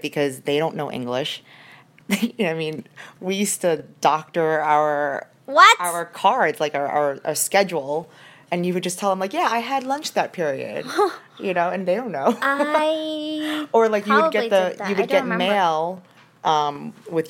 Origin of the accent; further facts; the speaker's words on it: New York City, New York, United States; when I was a child, when I was growing up in Bensonhurst